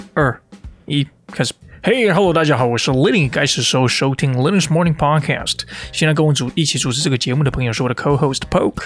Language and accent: Chinese; Taiwan; moved away; 我在台湾长大